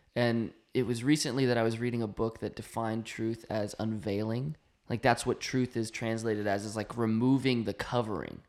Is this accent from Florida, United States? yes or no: no; North Carolina, United States; moved away; we grew up in North Carolina.